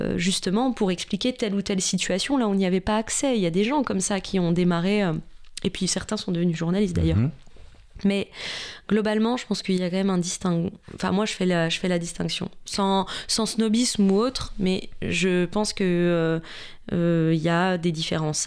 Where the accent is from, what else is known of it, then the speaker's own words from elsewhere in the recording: Besançon, Bourgogne-Franche-Comté, France; moved away as an adult; now in Paris, France; j'ai grandi en Franche-Comté, à Besançon, voilà, vers la Suisse